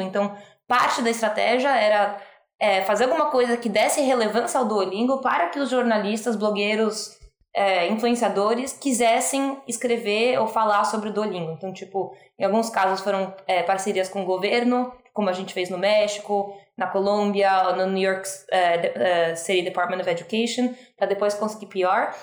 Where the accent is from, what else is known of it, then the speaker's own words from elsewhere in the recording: Brazil; moved away as an adult; now in United States; eu sou brasileira, mas eu falo um português horrível. Eu moro nos Estados Unidos há 15 anos